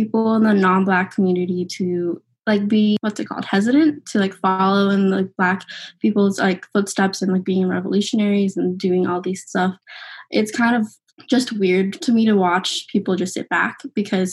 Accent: Arizona, United States; I'm from Arizona.

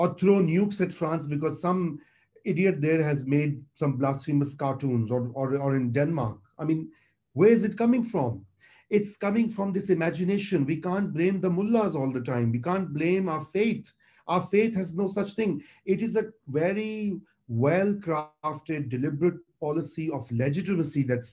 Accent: Punjab, Pakistan; We are a territorial nation state. There are four federating units. There are other territories. We are a land with a 5,000 years of history.

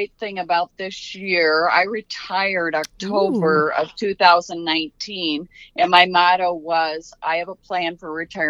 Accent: Waverly, Iowa, United States; I'm from Northeast Iowa, a small town called Waverly, Iowa.

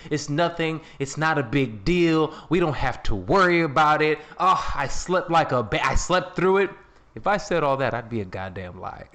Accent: Chicago, Illinois, United States; I'm from Chicago

